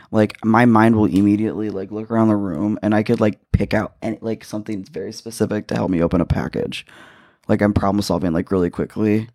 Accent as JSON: {"language": "English", "country": "United States", "said": "As an American or as a citizen of this country"}